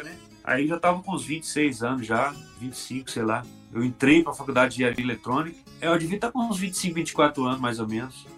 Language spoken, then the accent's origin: Portuguese; Belo Horizonte, Minas Gerais, Brazil; now in Petrópolis, Brazil; sou de Belo Horizonte e já brinquei de música quando eu era menino